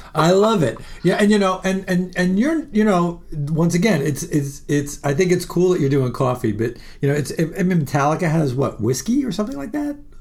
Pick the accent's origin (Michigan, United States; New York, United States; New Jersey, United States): New York, United States; New York City; I was born in Jamaica, Queens, and it's all part of Queens.